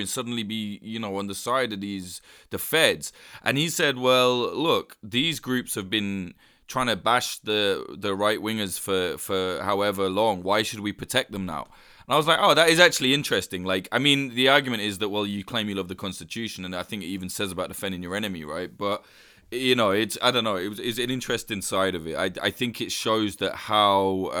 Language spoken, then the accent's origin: English; United Kingdom; me as a Brit